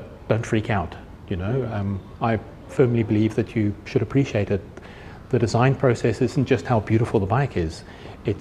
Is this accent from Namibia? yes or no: yes; Namibia; now in South Africa; I grew up in the Namib Desert, I grew up in Namibia, so I'm really comfortable in the dirt